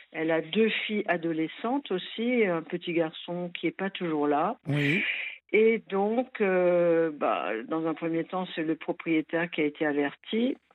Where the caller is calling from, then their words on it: Strasbourg, Grand Est, France; alors, moi je suis de Strasbourg.